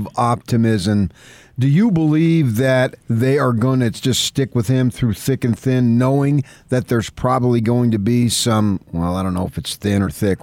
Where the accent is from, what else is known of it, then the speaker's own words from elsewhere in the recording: Morris County, New Jersey, United States; also born or lived in Essex County, New Jersey; now in California, United States; I was born in Essex County, grew up in Morris County